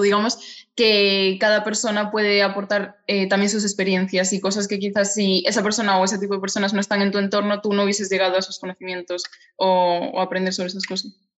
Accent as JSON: {"language": "Spanish", "region": "Galicia", "country": "Spain", "tie": "born or raised there", "said": "naciste en Galicia como yo, los dos somos gallegas"}